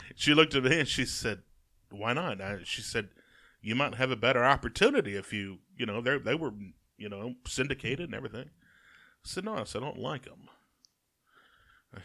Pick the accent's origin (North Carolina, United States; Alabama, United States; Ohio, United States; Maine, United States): Alabama, United States; Jasper; I'm from Jasper.